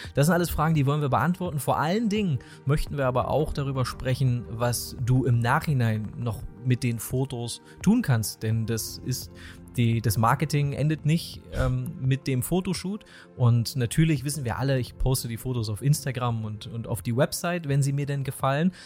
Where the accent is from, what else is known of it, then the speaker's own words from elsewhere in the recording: East Germany, Germany; accent: East German; mein ostdeutscher Dialekt